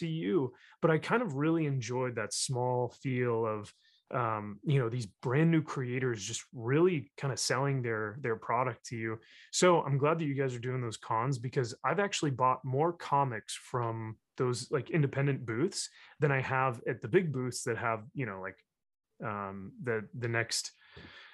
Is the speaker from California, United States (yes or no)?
yes; California, United States; also born or lived in Texas; I got there as a Cali boy, a surfer dude